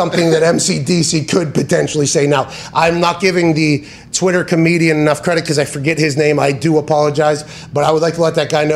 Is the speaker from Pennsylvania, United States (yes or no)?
yes; Pittsburgh, Pennsylvania, United States; I grew up in Pittsburgh